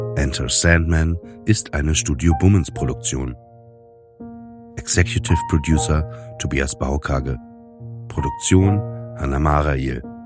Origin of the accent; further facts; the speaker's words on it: Germany; ich bin auch aus Deutschland